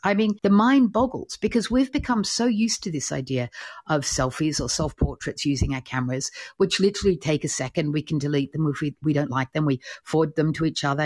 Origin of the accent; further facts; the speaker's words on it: Australia; I'm Australian